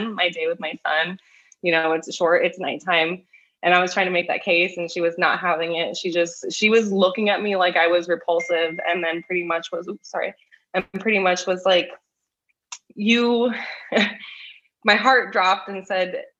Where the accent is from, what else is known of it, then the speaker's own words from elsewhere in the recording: Los Angeles, California, United States; I am from Los Angeles